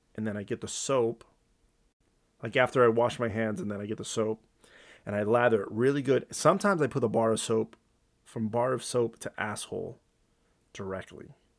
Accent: Montclair, United States; I grew up in Montclair

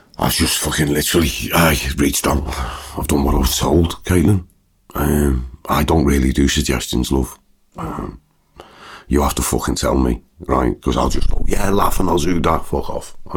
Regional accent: Liverpool, North West England, United Kingdom; I'm a Scouser.

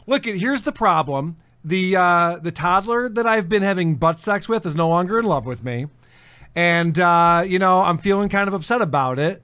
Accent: United States; as an American

